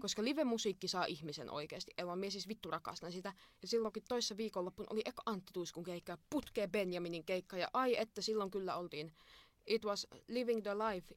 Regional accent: Imatra, South Karelia, Finland; minä olen Imatralta.

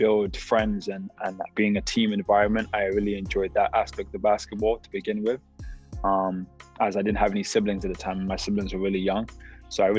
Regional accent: London, United Kingdom; moved away; also born or lived in Bradenton, Florida / Fresno, California; I'm from London, England, West London to be exact, Feltham.

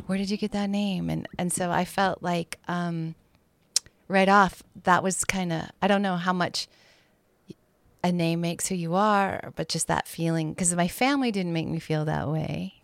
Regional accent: Bozeman, Montana, United States; also born or lived in Gillette, Wyoming; I grew up in the town of Bozeman, which is one of the bigger towns in Montana

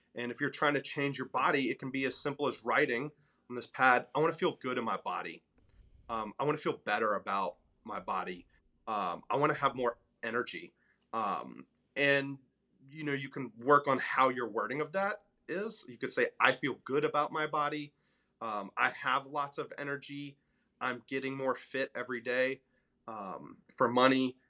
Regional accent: Memphis, Tennessee, United States; moved away as an adult; also born or lived in New York City; I'm from Memphis, Tennessee, a very middle-class family there

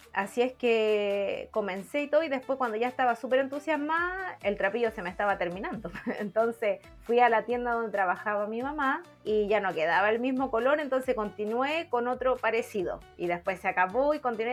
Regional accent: Villa Alemana, Valparaíso, Chile; yo soy de Villa Alemana

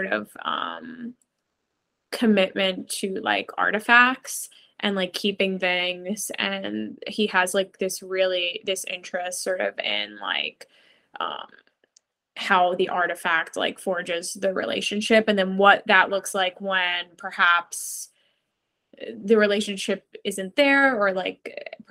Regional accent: New York City, New York, United States; I grew up in New York City

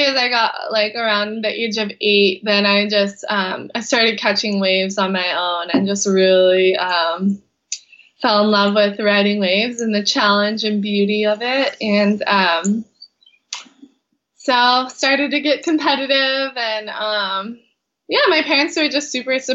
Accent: Kauai, Hawaii, United States; I was born and raised here in Kauai, Hawaii, where I still live.

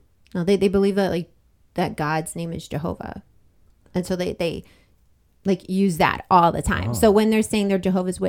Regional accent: Chesapeake and Norfolk area, Virginia, United States; accent: Southern; I was born down in Virginia, and also if the Southern comes out a little

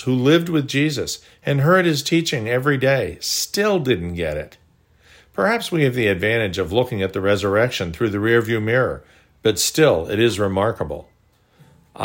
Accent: Chappaqua, New York, United States; Growing up in Chappaqua, New York, about 35 miles north of the city, we used to skate on Duck Pond

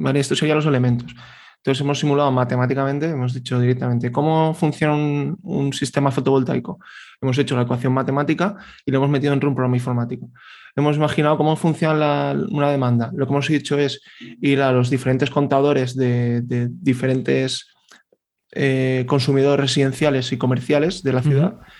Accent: Valencian Community, Spain; yo que soy valenciano

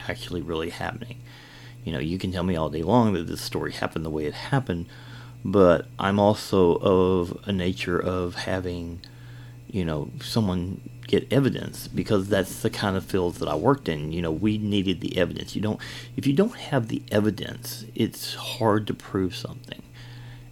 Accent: Kentucky, United States; also born or lived in Georgia; I am from Kentucky here.

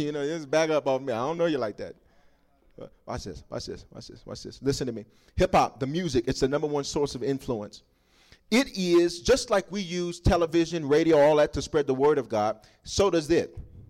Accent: Southern United States, United States; I'm from the South, and so they make us look different down there, and so stuff don't fit

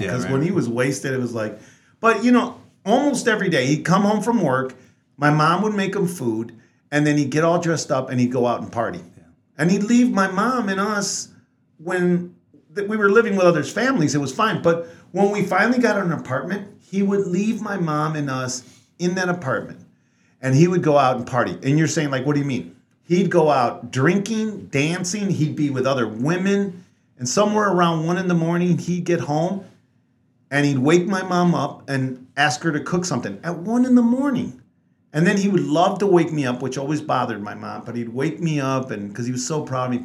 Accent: Texas, United States; also born or lived in Mexico; We were still in Texas

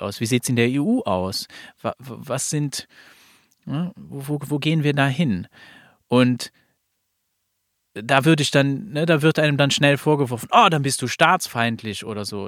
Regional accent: Luxembourg; ich bin aus Luxemburg.

